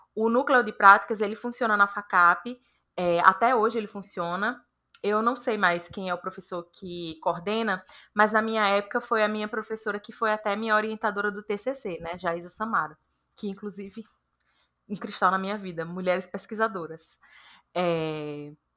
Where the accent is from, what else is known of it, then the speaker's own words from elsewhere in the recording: Juazeiro, Bahia, Brazil; now in São Paulo, Brazil; Eu sou natural de Juazeiro